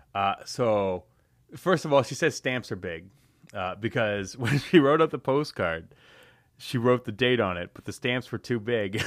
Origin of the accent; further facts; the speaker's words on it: London, Ontario, Canada; born and raised in London, Ontario